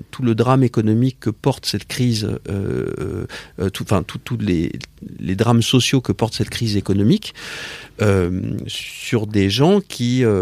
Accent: Paris, Île-de-France, France; Je suis né à Paris. Euh, j'ai vécu dans une famille euh, parisienne avec des parents euh, étrangers.

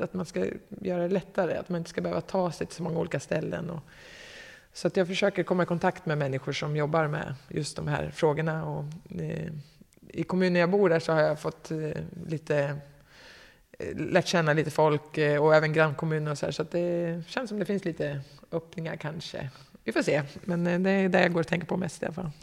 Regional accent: Katrineholm, Södermanland, Sweden; jag kommer inte från Katrineholm riktigt, om vi ska peta, men ish

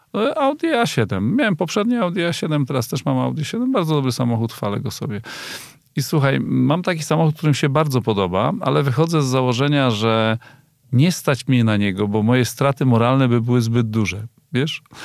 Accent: Kościerzyna, Pomeranian Voivodeship, Poland; ja pochodzę z mojej miejscowości, Kościerzyna, 25 tysięcy

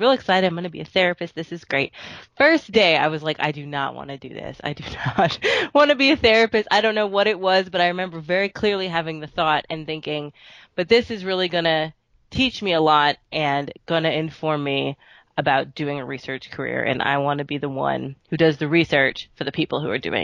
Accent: Texas, United States; I am a Texas girl, born and raised. I'm currently in Austin, but I've kind of lived all over the place

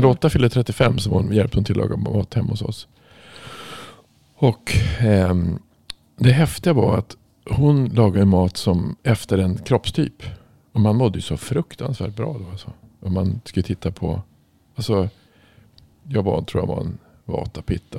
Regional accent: Norrland, Sweden; jag kommer ju från Norrland

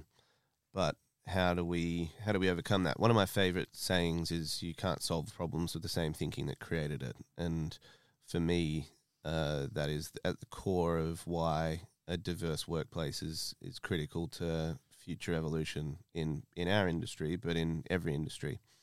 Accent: Australia; moved away as an adult; now in United Kingdom; My family's Italian. I grew up in Australia.

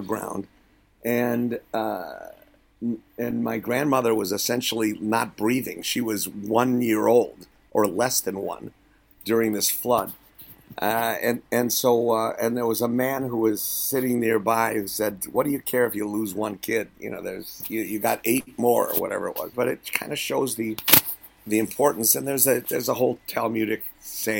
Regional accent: Milwaukee, Wisconsin, United States; I grew up in Milwaukee

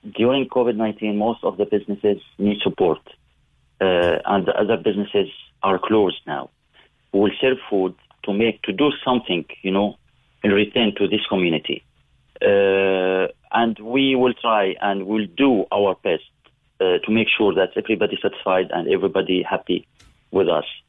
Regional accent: Syria; English is a second language; moved away as an adult; now in Cork, Ireland; originally we are from Syria

